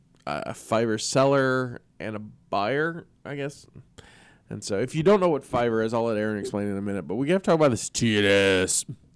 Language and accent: English; near Mobile, Alabama, United States; moved away; Mobile, Alabama, that's, you know, close enough to my hometown.